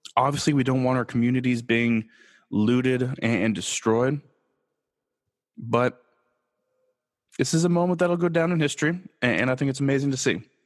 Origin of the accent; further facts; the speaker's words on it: Los Angeles, California, United States; I am born and raised in Los Angeles